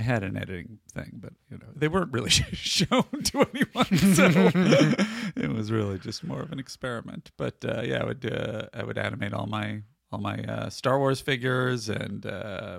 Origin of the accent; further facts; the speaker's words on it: New York City, New York, United States; I grew up in Greenwich Village.